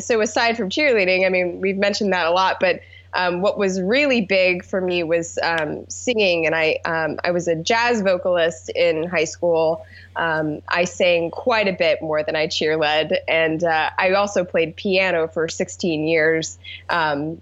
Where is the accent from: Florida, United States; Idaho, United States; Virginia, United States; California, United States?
Virginia, United States; Alexandria; I grew up in Alexandria, Virginia, which is a suburb about 6 minutes outside of D.C.